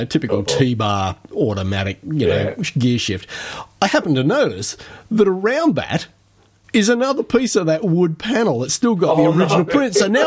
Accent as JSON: {"language": "English", "town": "Bruce Rock", "region": "Western Australia", "country": "Australia", "tie": "born or raised there", "said": "Bruce Rock, which was a little town I grew up in Western Australia"}